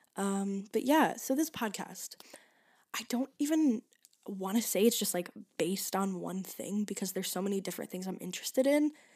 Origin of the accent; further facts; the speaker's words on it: Michigan, United States; moved away as an adult; now in Chicago, United States; I go to DePaul University in Chicago, but I'm from Michigan.